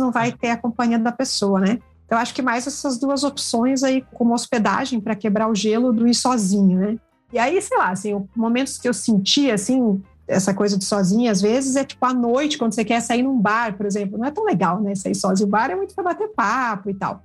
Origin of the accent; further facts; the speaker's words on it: Curitiba, Paraná, Brazil; sou aqui de Curitiba